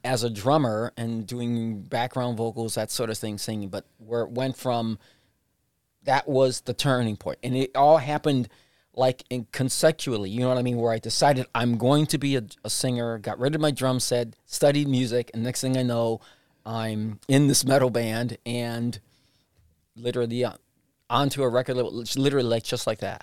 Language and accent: English; Puerto Rico; now in Cleveland, United States; I was born in Puerto Rico